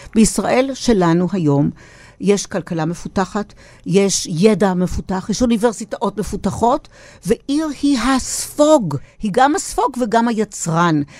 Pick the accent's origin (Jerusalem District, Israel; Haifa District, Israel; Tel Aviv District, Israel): Jerusalem District, Israel; Jerusalem; אותה ירושלים הקטנה שאני גדלתי בה